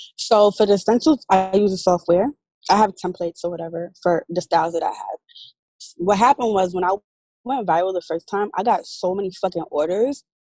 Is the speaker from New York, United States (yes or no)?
yes; New York, United States; moved away as an adult; now in Atlanta, United States; I'm originally from New York and I had at that time just moved to Atlanta